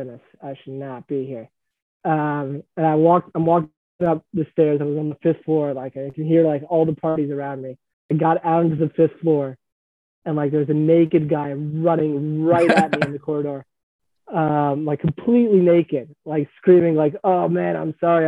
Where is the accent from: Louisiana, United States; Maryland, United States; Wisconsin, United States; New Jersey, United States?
Maryland, United States; Silver Spring; moved away as an adult; also born or lived in Israel; I grew up in Silver Spring, Maryland